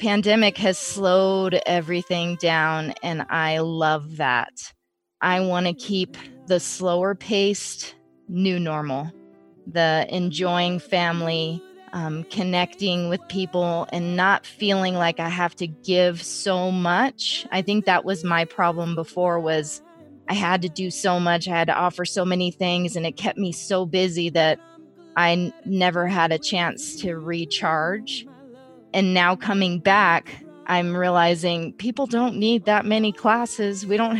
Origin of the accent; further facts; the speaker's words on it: Phoenix, Arizona, United States; I grew up in Phoenix. I lived in LA. I lived in Tucson.